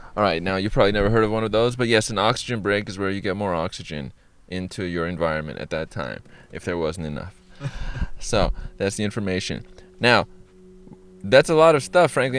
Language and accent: English; Iran; I am I, Iranian, which is Persian or from Iran